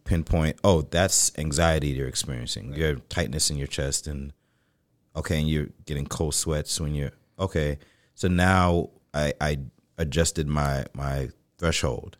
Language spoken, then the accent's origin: English; New York City, New York, United States; I grew up in the Bronx